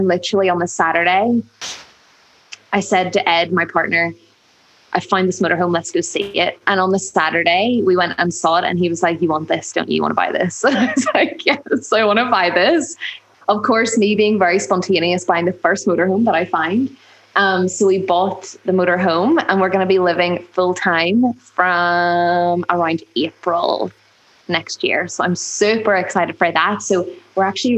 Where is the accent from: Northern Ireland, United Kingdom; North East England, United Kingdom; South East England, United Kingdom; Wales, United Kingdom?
Northern Ireland, United Kingdom; Belfast; accent: Northern Irish; I was born in Belfast, really close to the city. Actually, I've been a city woman all my life